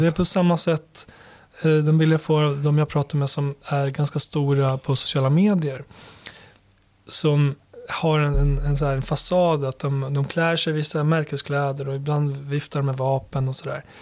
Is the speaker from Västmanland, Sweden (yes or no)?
no; Borlänge, Dalarna County, Sweden; moved away as an adult; also born or lived in Kosovo; now in Stockholm, Sweden; Och i Borlänge växte jag upp. Ja. Och, eh, född i Kosovo, kom hit som sjuåring till Borlänge där jag växte upp